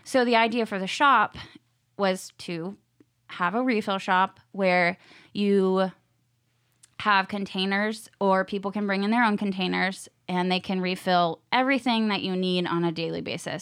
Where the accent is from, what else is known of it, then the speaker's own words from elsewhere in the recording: Virginia Beach, Virginia, United States; moved away as an adult; also born or lived in Costa Rica; now in Nashville, United States; I am from Virginia, Beach, Virginia